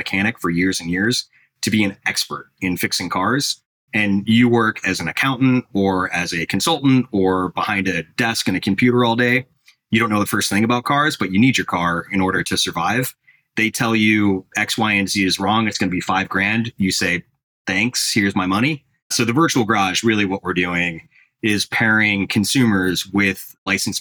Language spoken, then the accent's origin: English; Sleepy Hollow, Illinois, United States; also born or lived in Chicago; Sleepy Hollow, where I grew up, is how unremarkable it is